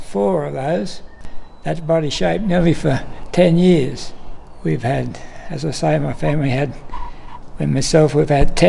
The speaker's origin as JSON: {"language": "English", "town": "Tamworth", "region": "New South Wales", "country": "Australia", "said": "I come from Tamworth."}